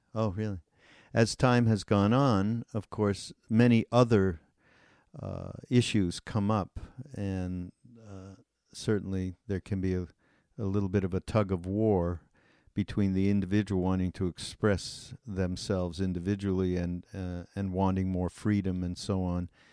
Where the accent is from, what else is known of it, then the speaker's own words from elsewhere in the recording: Canada; also born or lived in India; I'm from Canada